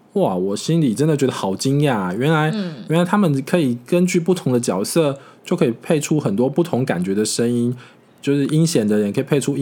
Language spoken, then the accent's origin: Chinese; Taiwan; accent: Taiwanese Mandarin; 毕竟像我们如果是台湾国语的人，